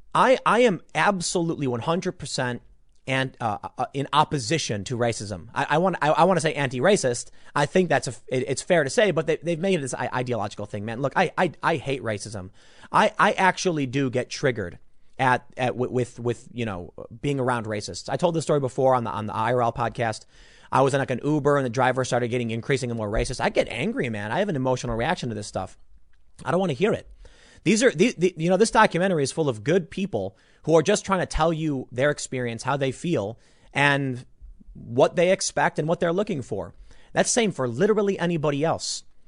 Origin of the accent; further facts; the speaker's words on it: Chicago, Illinois, United States; moved away as an adult; I grew up in Chicago